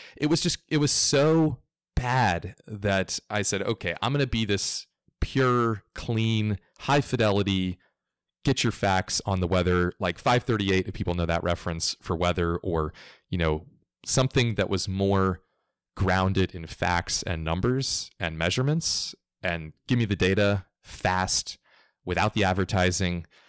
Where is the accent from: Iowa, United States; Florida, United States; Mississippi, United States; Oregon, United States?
Florida, United States; I grew up in Florida, culturally southeast United States